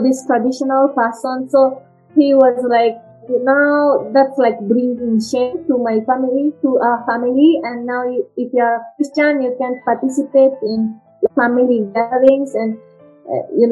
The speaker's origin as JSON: {"language": "English", "country": "Japan", "tie": "born or raised there", "also_born_or_lived": "United Kingdom", "second_language": "English", "moved": "as an adult", "lives_now": "Kenya", "said": "I was born in Japan, and it's like a traditional Japanese family"}